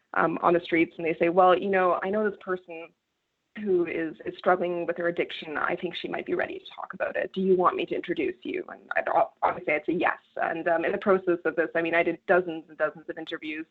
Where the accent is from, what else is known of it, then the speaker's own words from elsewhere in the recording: Canada; I come from Canada. I come from a rural part of Canada where opioid addiction is a huge problem in the communities